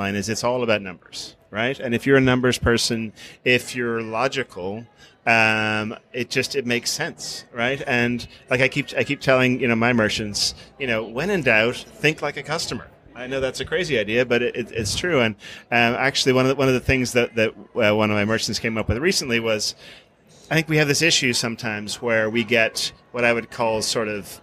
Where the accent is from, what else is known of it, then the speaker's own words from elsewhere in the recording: Ireland; moved away; I grew up in Ireland